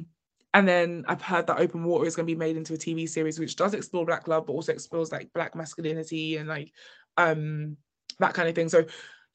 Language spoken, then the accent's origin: English; United Kingdom; we are British